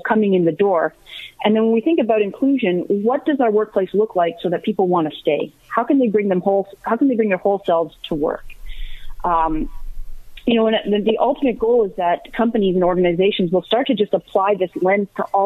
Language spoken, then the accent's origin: English; Guelph, Ontario, Canada; also born or lived in United States; I grew up here in Guelph